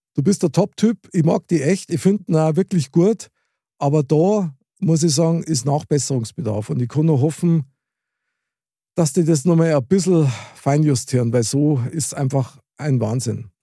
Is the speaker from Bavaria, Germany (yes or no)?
yes; Munich, Bavaria, Germany; ich bin ein Münchner Kindl mit Herz und Seele